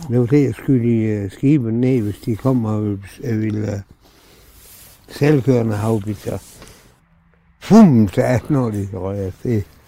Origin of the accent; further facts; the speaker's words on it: Solbjerg, Denmark; Jeg er født ude på Solbjerg Hevej. 202